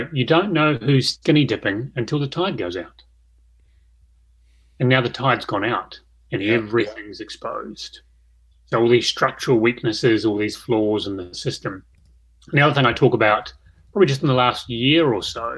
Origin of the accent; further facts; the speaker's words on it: Christchurch, Canterbury, New Zealand; I'm from Christchurch